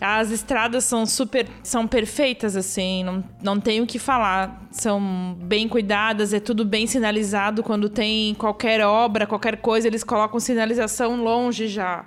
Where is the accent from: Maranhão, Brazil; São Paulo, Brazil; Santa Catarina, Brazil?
Santa Catarina, Brazil; Blumenau; now in Stuttgart, Germany; sou de Blumenau, desde pequena sempre fui para Oktoberfest